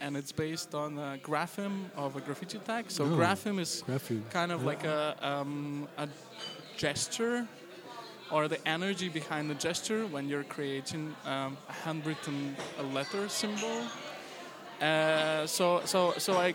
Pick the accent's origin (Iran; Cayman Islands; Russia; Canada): Russia; Moscow; now in Vienna, Austria; I'm not Austrian. I'm actually Russian. I was born in Moscow.